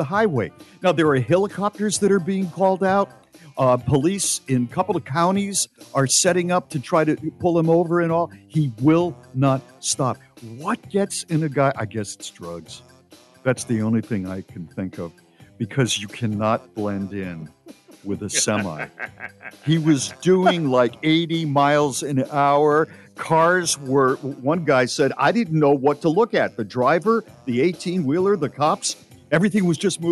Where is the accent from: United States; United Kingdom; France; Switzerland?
United States; as an American